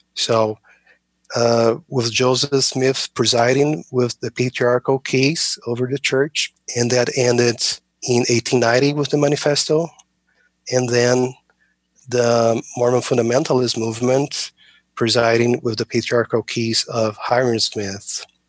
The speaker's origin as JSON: {"language": "English", "country": "Brazil", "moved": "as an adult", "lives_now": "United States", "said": "I'm originally from Brazil"}